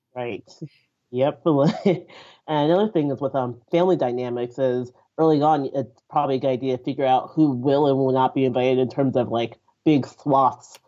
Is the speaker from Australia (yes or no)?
no; Nigeria; I'm Nigerian.